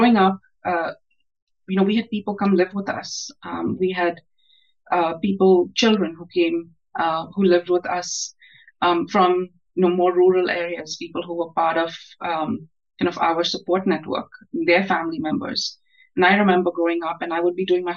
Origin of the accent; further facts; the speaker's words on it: India; moved away as an adult; now in United States; I grew up in India, Christopher. I was born in India. I grew up in India, and I stayed in India, was educated in India through my adulthood. I came to the United States for graduate school.